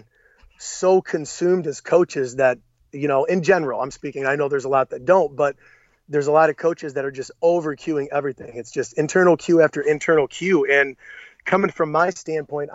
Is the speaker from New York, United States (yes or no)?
no; Clyde, Ohio, United States; I moved back to my hometown in 2006 or seven